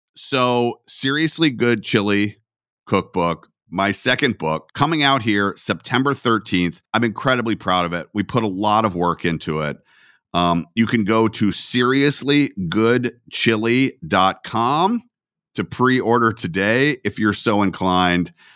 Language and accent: English; Atlanta, Georgia, United States; I'm from Atlanta.